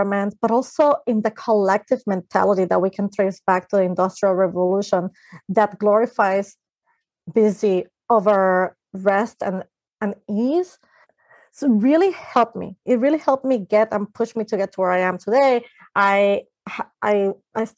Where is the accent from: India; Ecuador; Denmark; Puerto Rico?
Puerto Rico; I grew up in Puerto Rico, which is an island in the Caribbean